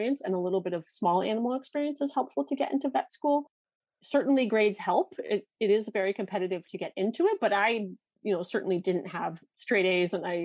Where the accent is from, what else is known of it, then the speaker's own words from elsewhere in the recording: Connecticut, United States; also born or lived in Wisconsin; I grew up in Connecticut